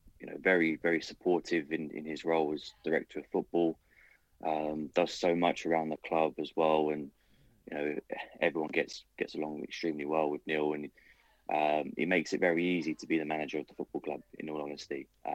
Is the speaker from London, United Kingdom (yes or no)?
yes; London, United Kingdom; I'm not from Berkshire.